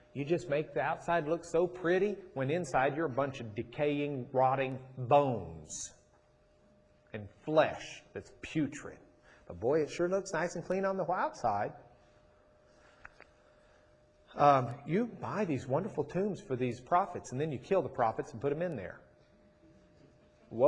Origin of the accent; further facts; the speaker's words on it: Rochester, United States; moved away; I grew up in Rochester.